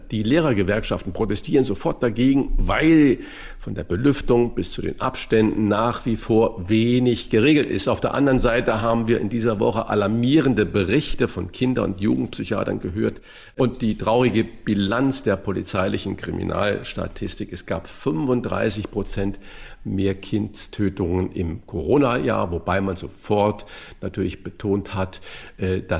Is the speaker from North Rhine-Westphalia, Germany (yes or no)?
no; Saarland, Germany; born there; Ich weiß noch genau, im Saarland war. Eine riesige, ich bin ja gebürtiger Saarländer, eine riesige Überschrift in der Zeitung.